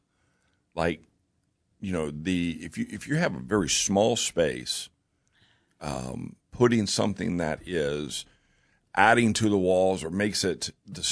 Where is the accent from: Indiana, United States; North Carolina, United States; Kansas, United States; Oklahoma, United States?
Oklahoma, United States; Bethany; when I was a kid, growing up in Bethany